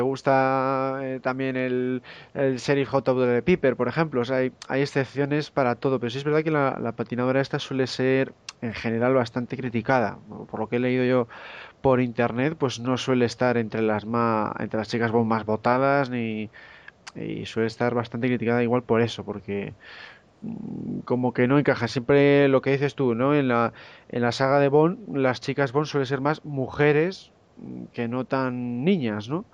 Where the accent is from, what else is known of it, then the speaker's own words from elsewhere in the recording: Cantabria, Spain; como los tres somos aquí de Cantabria